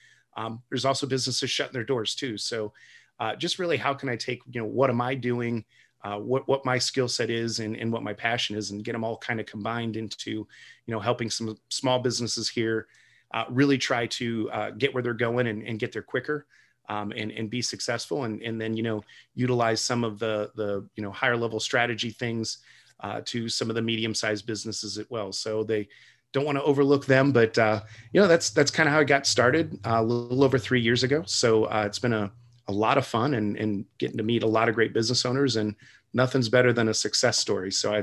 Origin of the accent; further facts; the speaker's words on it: Toledo, Ohio, United States; I prescribe to the relocation and transplant model, where I came from Toledo, Ohio. So a little bit further southeast and a little bit warmer.